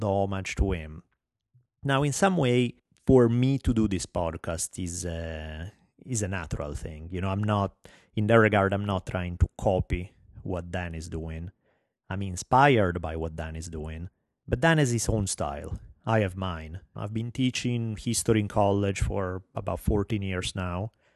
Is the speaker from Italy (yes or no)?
yes; Italy; accent: heavy Italian; English is a second language; moved away as an adult; now in United States; I have a heavy Italian accent